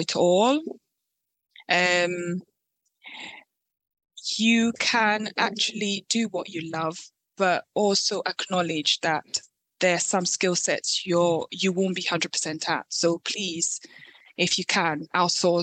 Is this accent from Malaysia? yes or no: no; Ghana; moved away; I am originally from Ghana